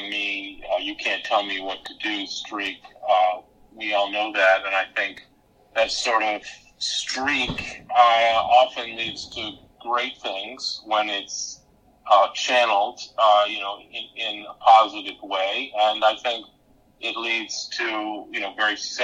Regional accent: New York City, New York, United States; as a New Yorker

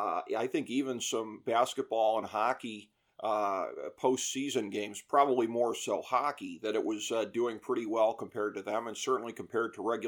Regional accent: Ohio, United States; my home state of Ohio

